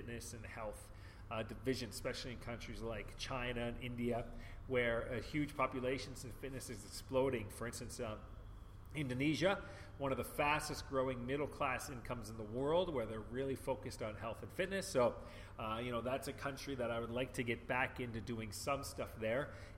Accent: Vancouver, British Columbia, Canada; moved away; also born or lived in Hong Kong; Vancouver, Canada. I can tell people, if I was to go back to Canada, it would be Vancouver. That's my hometown. I keep my driver's license from Vancouver.

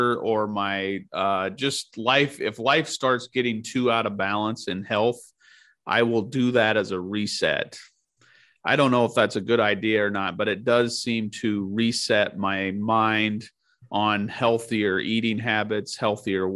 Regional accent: Nebraska, United States; growing up in Nebraska

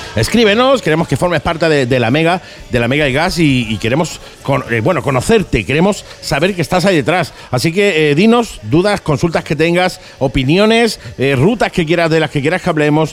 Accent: Andalusia, Spain; Somos andaluces

